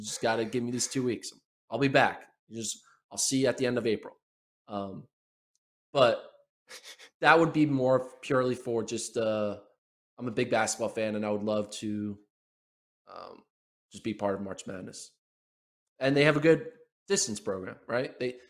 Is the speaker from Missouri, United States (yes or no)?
no; Philadelphia, Pennsylvania, United States; also born or lived in Austin, Texas; I'm actually not from Manhattan, Kansas. I'm actually from Philadelphia area.